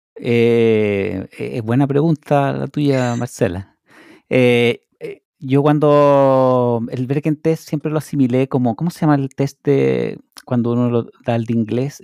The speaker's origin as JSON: {"language": "Spanish", "country": "Chile", "moved": "as an adult", "lives_now": "Norway"}